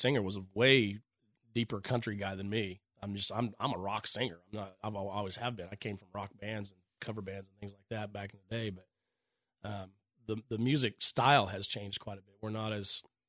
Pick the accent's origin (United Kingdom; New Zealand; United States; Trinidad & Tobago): United States; Oklahoma; we were all from different parts of the state